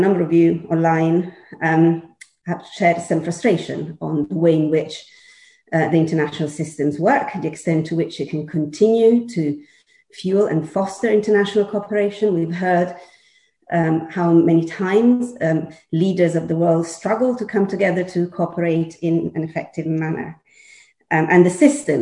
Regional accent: Milan, Lombardy, Italy; moved away as an adult; now in London, United Kingdom; I'm Milanese, born and bred

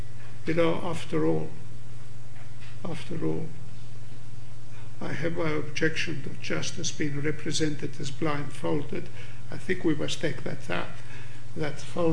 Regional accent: Greece; us Greeks.

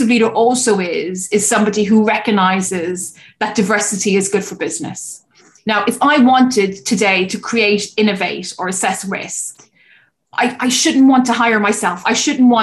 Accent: Cork, Munster, Ireland; I stayed in my hometown in Cork to care for her

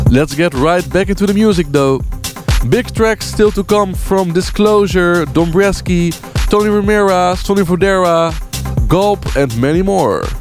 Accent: Netherlands; I'm playing in my home country, the Netherlands

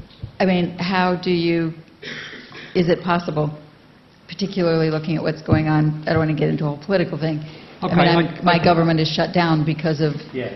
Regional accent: Wyoming, United States; also born or lived in Kensington, London; now in London, United Kingdom; I'm a Democrat from Wyoming.

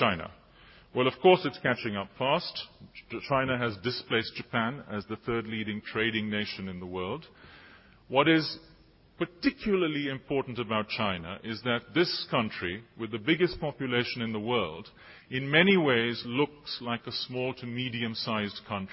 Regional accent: Sri Lanka; moved away; When I was growing up in Sri Lanka in the early 1970s

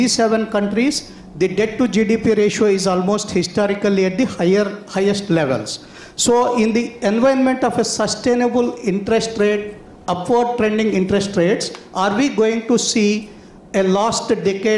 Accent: Hyderabad, Telangana, India; moved away as an adult; now in London, United Kingdom; I'm from Hyderabad, India.

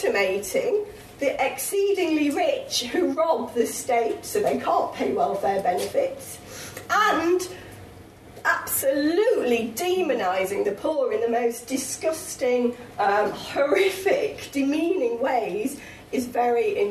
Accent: the North East, North East England, United Kingdom; I come from the North East

